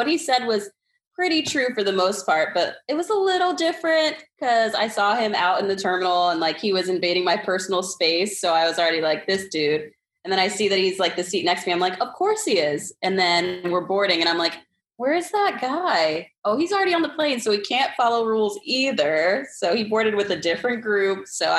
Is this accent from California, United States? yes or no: no; Staten Island, New York, United States; also born or lived in Philadelphia; I'm originally from Staten Island, New York, but my dad was in the military. So I moved around a bit. I went to school in Philly.